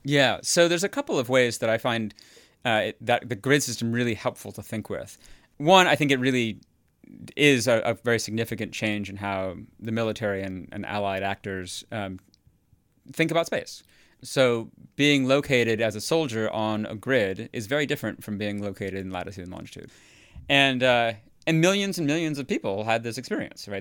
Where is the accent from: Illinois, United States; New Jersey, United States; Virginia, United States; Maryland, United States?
Illinois, United States; near Chicago; moved away as an adult; also born or lived in Houston; now in New Haven, United States; I grew up near Chicago